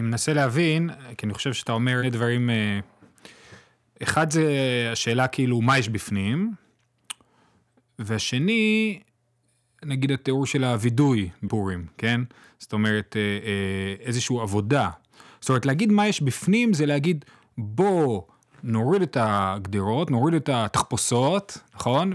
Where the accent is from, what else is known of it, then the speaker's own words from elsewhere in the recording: Jerusalem, Jerusalem District, Israel; אני גדלתי בקהילה מזרוחניקית, בגילו